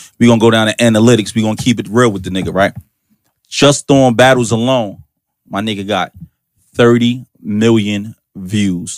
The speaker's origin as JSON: {"language": "English", "town": "Irvington", "region": "New Jersey", "country": "United States", "said": "I'm from Irvington"}